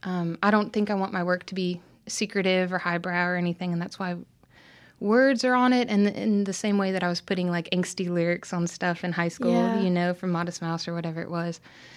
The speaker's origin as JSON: {"language": "English", "town": "Tallahassee", "region": "Florida", "country": "United States", "tie": "born or raised there", "also_born_or_lived": "Richmond, Virginia / Norfolk, Virginia / Newport News, Virginia / Little Rock, Arkansas", "said": "I was born in Richmond, Virginia, and I lived in a couple places, including Norfolk and I think Newport News. Before kindergarten and around first grade, we lived in Little Rock for a year. Then I grew up mostly in Tallahassee, Florida, North Florida"}